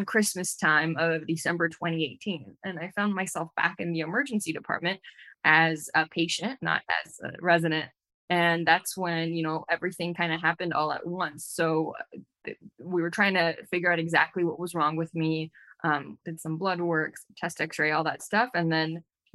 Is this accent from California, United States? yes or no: yes; Glendale, California, United States; I'm originally from Glendale, California, here